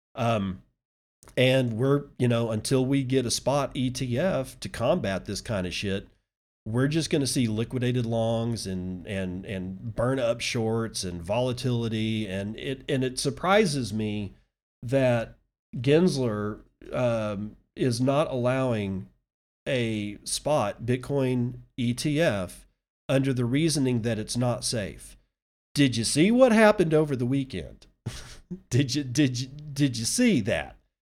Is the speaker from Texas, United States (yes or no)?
yes; Texas, United States